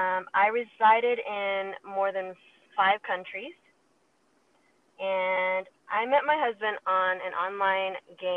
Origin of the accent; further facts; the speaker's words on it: Taiwan; born there; also born or lived in Thailand / Singapore / Perth, Australia / Switzerland; So I was born in Taiwan, so I've lived in Taiwan, Thailand, Singapore, Australia, and Switzerland, and now here.